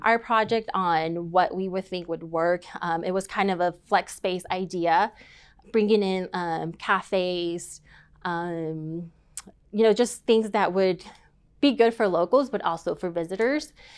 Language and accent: English; Tyler, Texas, United States; moved away as an adult; now in Dallas, United States; I am from East Texas, so born and raised in Tyler, Texas, and moved to Dallas for a career